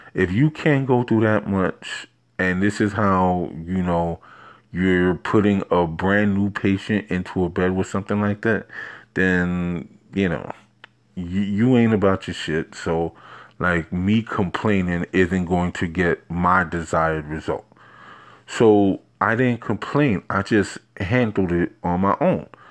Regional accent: New York City, New York, United States; also born or lived in Queens, New York; I am born and bred in Har-, New York, Harlem, mostly a little bit of Queens, but, uh, you know, mostly, um, in Harlem, New York.

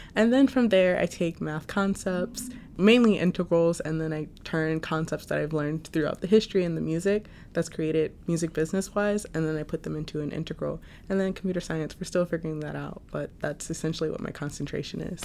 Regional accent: Lafayette, Louisiana, United States; moved away as an adult; now in New York, United States; I am a junior from Lafayette, Louisiana

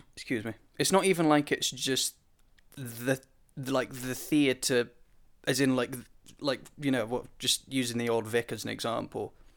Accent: United Kingdom; me being British

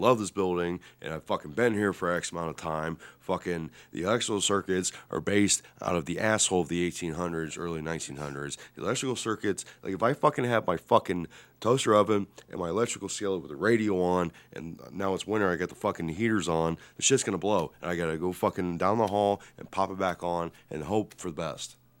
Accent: Lima, Ohio, United States; based out of Lima, Ohio. My hometown

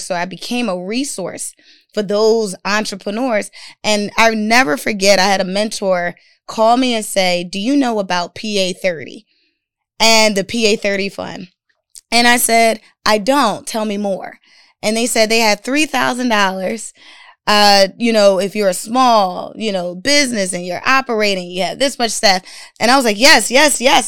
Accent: Philadelphia, Pennsylvania, United States; I'm a girl from North Philadelphia

